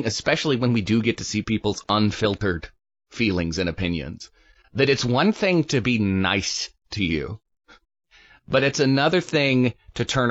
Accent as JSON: {"language": "English", "town": "Greenville", "region": "South Carolina", "country": "United States", "tie": "born or raised there", "also_born_or_lived": "Greer / Pelzer", "said": "being a Southerner myself, born and raised in like Greer and Pelzer and Greenville"}